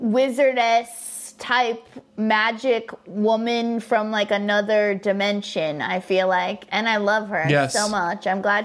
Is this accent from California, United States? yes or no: yes; Orange County, Southern California, United States; I grew up in Orange County where there was like no art or culture